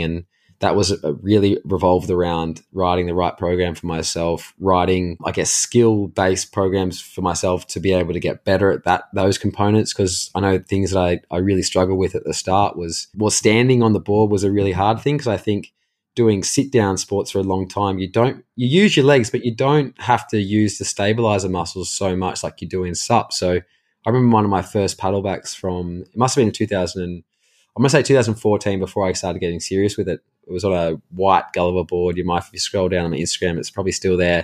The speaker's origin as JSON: {"language": "English", "town": "Caves Beach", "region": "New South Wales", "country": "Australia", "tie": "born or raised there", "said": "we grew up in Cayes Beach, which is in Newcastle, well, like, technically Lake Macquarie in New South Wales in Australia"}